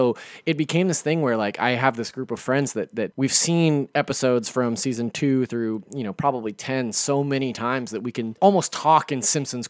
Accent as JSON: {"language": "English", "town": "Sacramento", "region": "California", "country": "United States", "said": "I'm from the Sacramento area"}